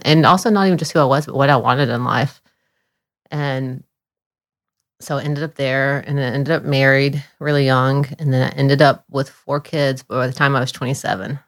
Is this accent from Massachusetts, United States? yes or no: no; Florida, United States; moved away as an adult; also born or lived in Dunlap, Tennessee; I grew up mostly in Florida. I was born in Tennessee, but I grew up mostly in Florida.